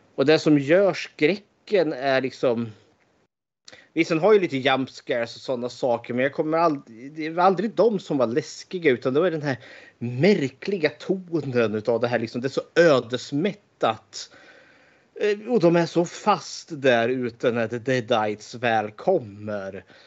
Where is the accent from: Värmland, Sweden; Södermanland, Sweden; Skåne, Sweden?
Södermanland, Sweden; Eskilstuna; född och uppvuxen i Eskilstuna